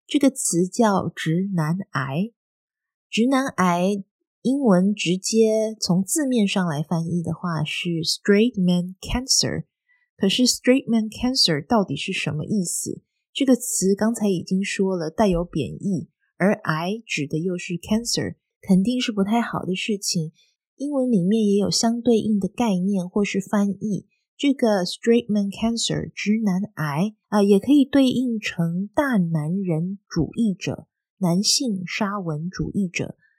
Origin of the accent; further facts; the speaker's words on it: southern Taiwan, Taiwan; moved away as an adult; now in Netherlands; 以前在台湾生活的时候，我是南部人，所以其实一年四季天气都还蛮热的